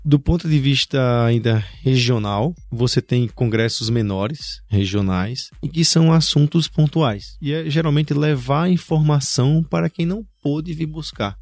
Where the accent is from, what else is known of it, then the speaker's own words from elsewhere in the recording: Natal, Rio Grande do Norte, Brazil; now in São Paulo, Brazil; Eu sou lá de Natal